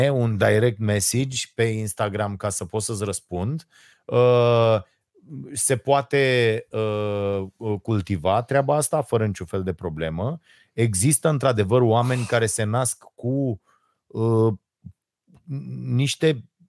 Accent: Romania; Noi românii suntem hoți

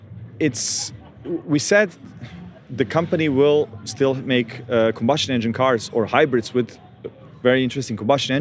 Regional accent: Australia; And also, with mate instead of mate, like I'm Australian, but it's fine.

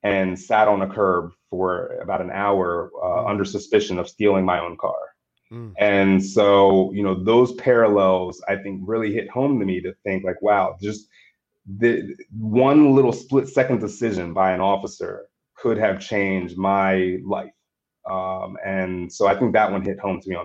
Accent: Bel Air, Maryland, United States; I'm actually spent most of my life growing up in Bel Air, Maryland

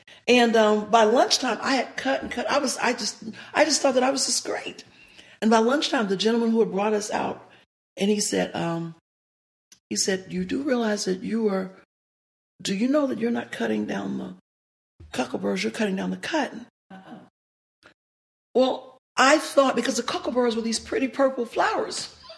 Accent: the South, United States; one of the things growing up in the South that I always yearned and always desired was to have a daddy.

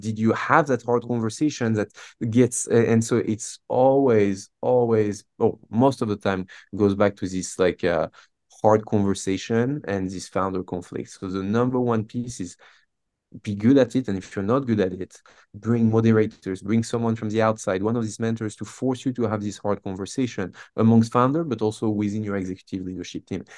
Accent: south of France, France; moved away as an adult; now in Boston, United States; I grew up in France, um, born and raised in the south of France.

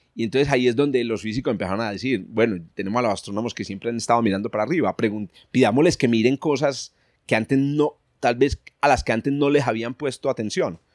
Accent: Paisa region, Antioquia, Colombia; accent: paisa; Los paisas somos, digamos, dicharacheros y somos y tenemos un, un lenguaje muy particular

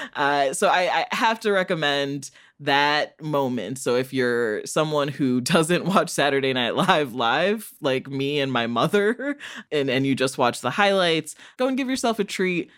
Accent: United States; I'm an American child

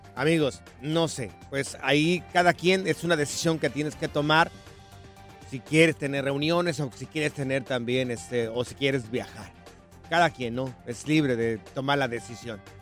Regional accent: Jalisco, Mexico; yo soy del estado de Jalisco

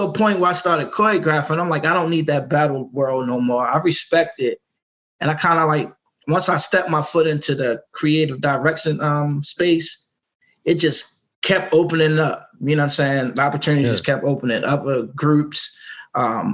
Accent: Baltimore, Maryland, United States; also born or lived in Raleigh, North Carolina; My mom came to Baltimore. I was about 2 years old

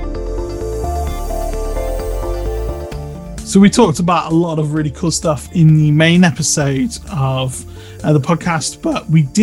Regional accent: Bristol, South West England, United Kingdom; moved away as an adult; also born or lived in Manchester; I'm a city dweller anyway, so I grew up in Bristol

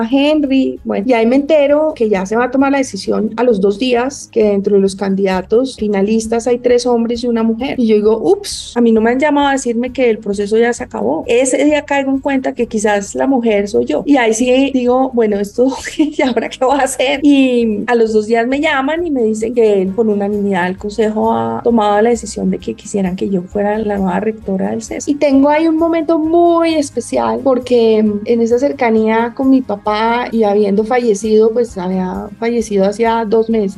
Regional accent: Bogotá, Colombia; nosotros somos muy de Bogotá y, no sé, mi tatarabuelo por allá ya nació en Bogotá

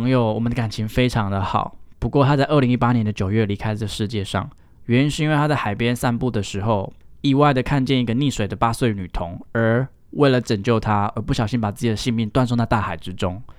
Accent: Keelung, Taiwan; 因为跟我们太近了，因为我们都是基隆人。

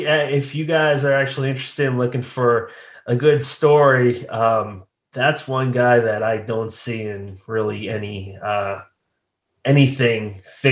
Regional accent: Bridgewater, Massachusetts, United States; moved away as an adult; now in South Jersey, United States; I'm from Massachusetts, but I live in South Jersey.

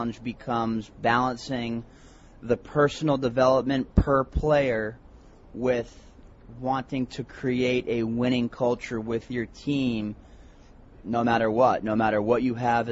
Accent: Boston, Massachusetts, United States; also born or lived in Connecticut; I'm from Boston, Massachusetts

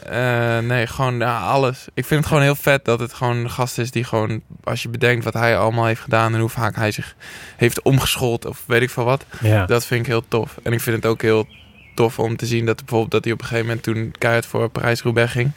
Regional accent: Schalkwijk, Utrecht, Netherlands; ik kom dus uit Schalkwijk

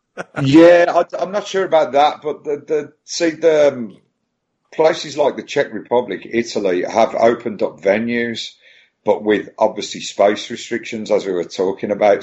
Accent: Birmingham, West Midlands, United Kingdom; now in Brighton, United Kingdom; I'm I'm from Birmingham, but I actually live, um, thankfully, um, in these times. Um, I actually lived near the coast, so I lived near Brighton

